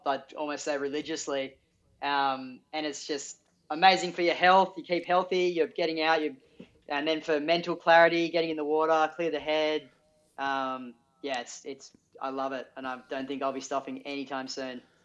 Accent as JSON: {"language": "English", "town": "Sydney", "region": "New South Wales", "country": "Australia", "tie": "born or raised there", "said": "I'm Sydney local, Avalon local"}